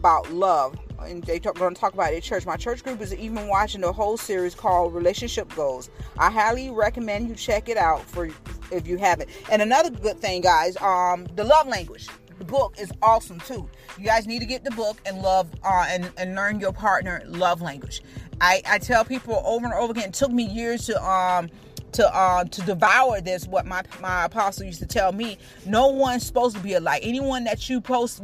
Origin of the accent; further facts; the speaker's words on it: Tampa, Florida, United States; I'm from Tampa